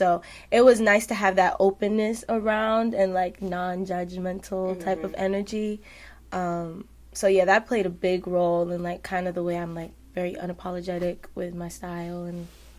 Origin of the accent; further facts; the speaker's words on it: New York City, New York, United States; I'm from Harlem, New York.